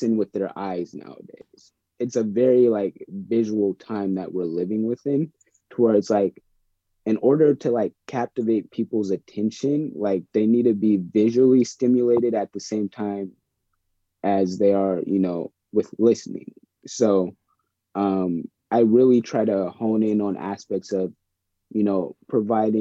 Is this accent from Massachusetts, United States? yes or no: no; Bremerton, Washington, United States; now in Seattle, United States; I grew up in Bremerton, in Kitsap County area.